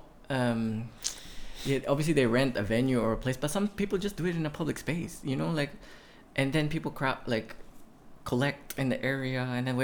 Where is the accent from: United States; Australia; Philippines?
Philippines; Puerto Princesa, Palawan; my hometown of Puerto Princesa City